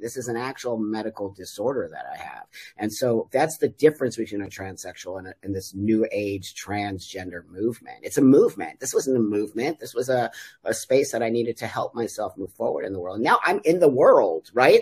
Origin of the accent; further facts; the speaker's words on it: Los Angeles, California, United States; moved away as an adult; also born or lived in Mexico; I am 60 and I grew up in uh, the San Fernando Valley in, in Los Angeles, California in the 60s and 70s.